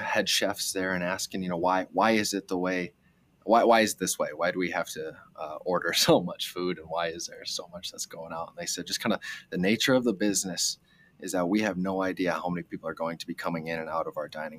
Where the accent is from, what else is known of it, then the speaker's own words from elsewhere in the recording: Rochester, Minnesota, United States; now in Twin Cities, United States; I grew up in Rochester, Minnesota